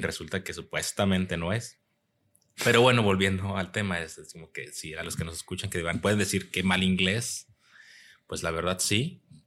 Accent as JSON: {"language": "Spanish", "country": "Mexico", "moved": "yes", "lives_now": "United States"}